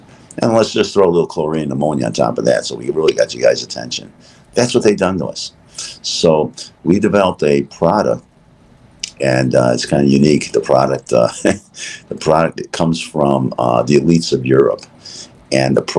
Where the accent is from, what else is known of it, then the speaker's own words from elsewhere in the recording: Chicago, Illinois, United States; We're from Chicago